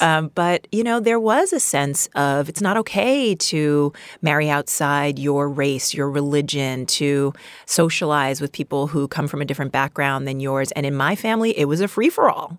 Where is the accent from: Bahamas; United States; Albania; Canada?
United States; New York; I'm, I'm from Queens, New, New York